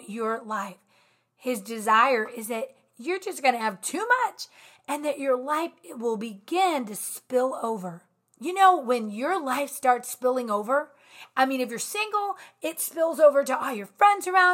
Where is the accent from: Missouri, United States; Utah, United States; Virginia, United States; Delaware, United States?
Virginia, United States; I'm from Virginia